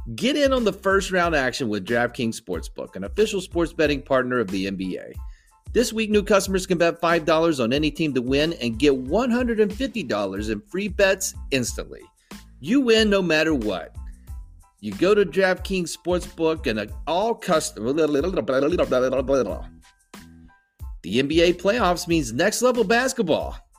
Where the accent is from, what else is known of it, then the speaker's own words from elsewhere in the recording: West Virginia, United States; I'm from West Virginia